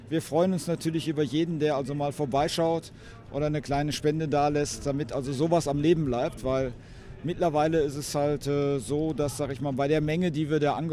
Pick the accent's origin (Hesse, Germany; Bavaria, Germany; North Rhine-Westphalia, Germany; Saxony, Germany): North Rhine-Westphalia, Germany; Emmerich; ich komme aus Emmerich